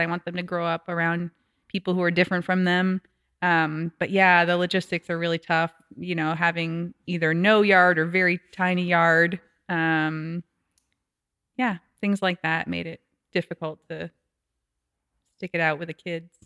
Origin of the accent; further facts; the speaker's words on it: New Hampshire, United States; also born or lived in Brooklyn, New York; now in Kansas City area, United States; I'm originally from New Hampshire